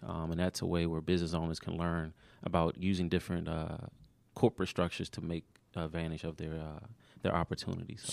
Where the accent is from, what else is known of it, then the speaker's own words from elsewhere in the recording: Maryland, United States; moved away; also born or lived in Georgia; I wasn't a Georgia native at the time when I was from Maryland